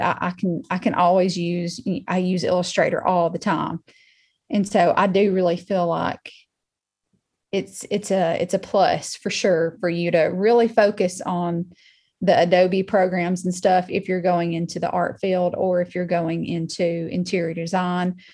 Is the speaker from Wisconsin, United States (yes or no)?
no; Muscle Shoals, Alabama, United States; I was born and raised in Muscle Shoals, Alabama. I've been here pretty much my whole life.